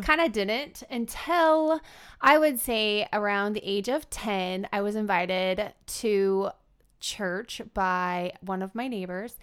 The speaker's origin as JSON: {"language": "English", "town": "Fremont", "region": "Nebraska", "country": "United States", "tie": "born or raised there", "said": "I grew up outside of Fremont, Nebraska"}